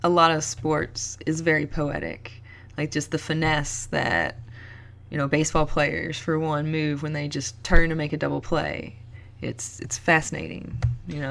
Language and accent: English; Kentucky, United States; moved away as an adult; also born or lived in Colorado / Seattle; my home state